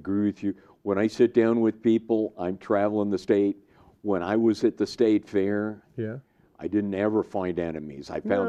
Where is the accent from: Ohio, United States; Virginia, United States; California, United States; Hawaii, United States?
California, United States; outside San Francisco; moved away; I grew up outside San Francisco.